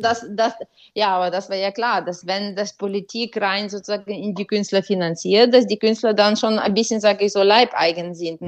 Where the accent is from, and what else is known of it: Ukraine; moved away